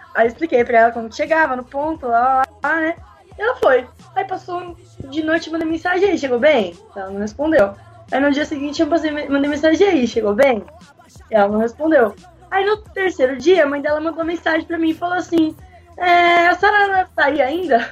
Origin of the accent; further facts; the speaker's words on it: São Paulo, Brazil; Sou de São Paulo mesmo